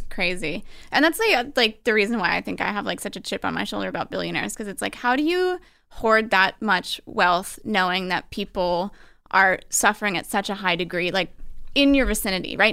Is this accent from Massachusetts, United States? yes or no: no; Albany, New York, United States; I'm from Albany, New York